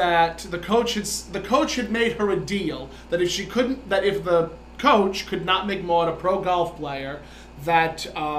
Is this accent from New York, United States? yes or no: yes; New York City, New York, United States; when we were growing up in Brooklyn.